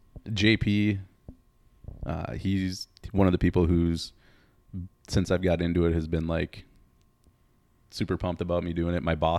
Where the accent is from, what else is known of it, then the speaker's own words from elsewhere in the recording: Twin Ports, United States; I grew up in the Twin Ports.